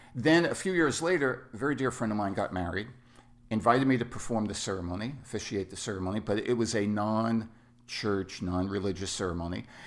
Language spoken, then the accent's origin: English; New York City, New York, United States; moved away; also born or lived in Southern California; I was born and raised in New York City, and I am what is known as Bronx Irish Catholic.